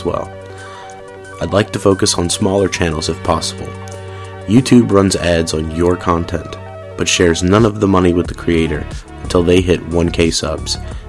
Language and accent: English; New Orleans, Louisiana, United States; moved away as an adult; also born or lived in rural Georgia; now in Georgia, United States; I'm from New Orleans and was born and raised there. I lived there every day until Hurricane Katrina